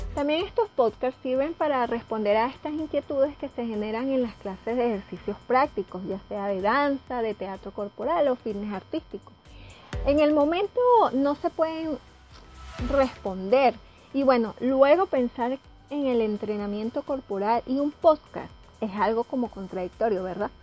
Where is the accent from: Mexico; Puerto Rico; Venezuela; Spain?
Venezuela; venezolana y vivo en Caracas